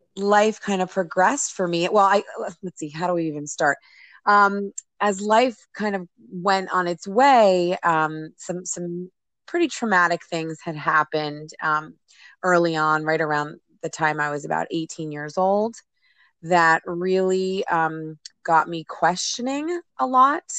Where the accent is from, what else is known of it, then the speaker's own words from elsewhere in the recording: New Jersey, United States; I grew up in New Jersey